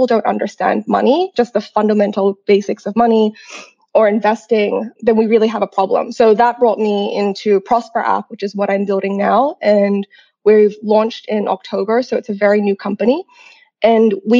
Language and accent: English; Grafton, New South Wales, Australia; English is a second language; also born or lived in Sai Kung, Hong Kong; I'm actually born and raised in Hong Kong. I'm half Chinese, half Australian. And I grew up in it was at that time a small coastal town called Sai Kung. And I went to international school, first local school, then international school. And I actually moved to Australia when I was 9 to Grafton